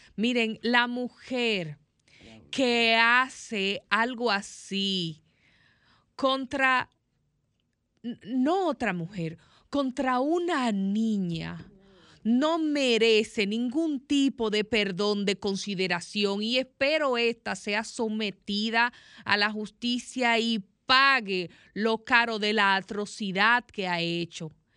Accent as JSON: {"language": "Spanish", "country": "Dominican Republic", "said": "yo como dominicana, como ciudadana"}